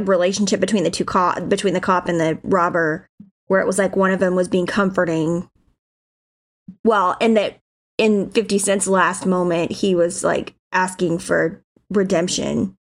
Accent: South Georgia, United States; I'm from Georgia, like South Georgia, and so, and my family's from Georgia and Alabama

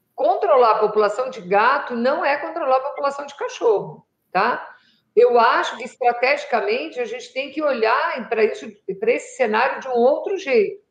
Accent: São Paulo, Brazil; now in Jundiaí, Brazil; eu morei em São Paulo até 74. 74 eu mudei aqui para Jundiaí, para o interior

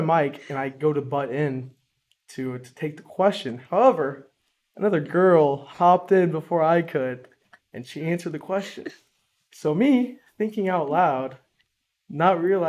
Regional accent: Fort Wayne, Indiana, United States; I am from Fort Wayne, Indiana

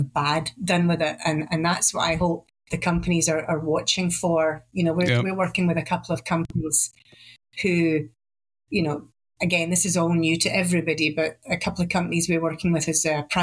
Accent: Glasgow, Scotland, United Kingdom; accent: Glasgow

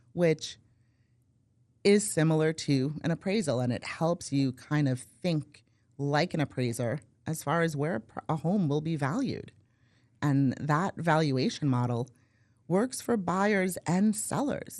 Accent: Brooklyn, New York, United States; moved away as an adult; now in Valrico, United States; born and raised in Brooklyn

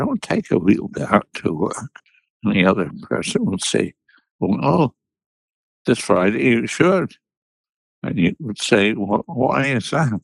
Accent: Munich, Bavaria, Germany; I was born in Munich, Bavaria, which is in the south of Germany

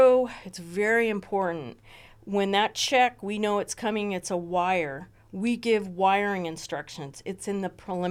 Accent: Ojai, California, United States; I grew up in Ojai

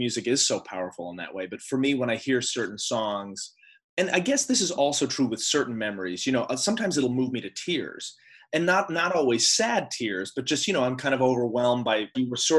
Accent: Ohio, United States; moved away as an adult; now in New York, United States; I am from the American Midwest, so I grew up in Ohio and came to New York for college, and I've been living in New York ever since

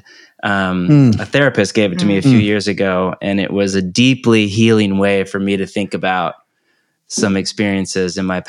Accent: California, United States; moved away as an adult; also born or lived in Portland, Oregon; now in Topanga Canyon, United States; born and raised in California

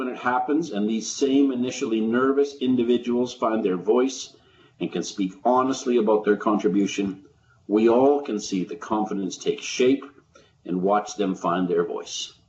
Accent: Calgary, Alberta, Canada; I'm in the second warmest day of Calgary for the summer in my hometown.

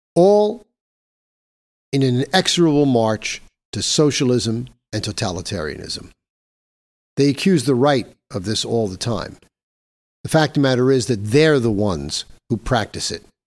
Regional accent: New York, United States; my home state of New York

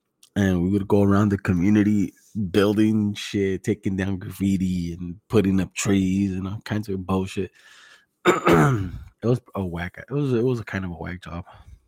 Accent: Greenfield, California, United States; I'm from Greenfield, fool. Same shit, güey. Greenfield, King City, South County.

